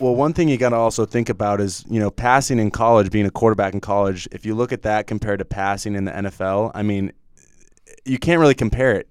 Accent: Northern California, United States; I'm from Northern California.

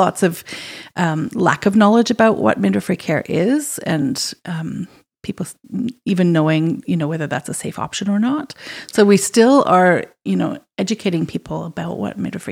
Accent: Zimbabwe; moved away as an adult; also born or lived in Ireland; now in Kamloops, Canada; I was born in Zimbabwe and I grew up there and then came to university

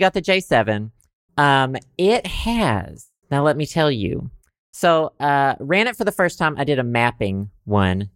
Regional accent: Southern United States, United States; accent: Southern; my Southern accent

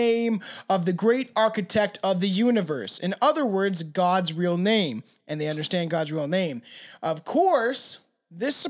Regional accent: Canada; I also have a terrible accent because I'm Canadian

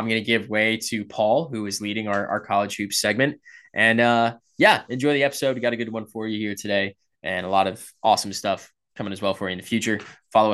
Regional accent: Boston, Massachusetts, United States; now in South Carolina, United States; I am originally from the Boston area

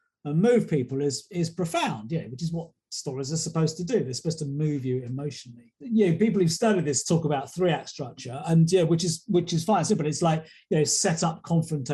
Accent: England, United Kingdom; Being an Englishman here

